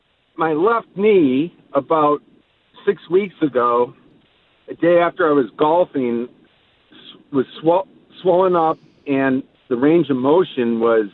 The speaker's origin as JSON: {"language": "English", "town": "Detroit", "region": "Michigan", "country": "United States", "tie": "born or raised there", "moved": "as an adult", "said": "I grew up outside Detroit, Michigan."}